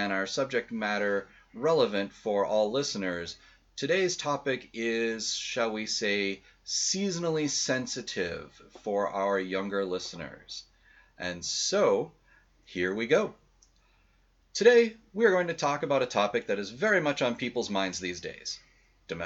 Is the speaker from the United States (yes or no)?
yes; New England, United States; now in Wisconsin, United States; when I was growing up in New England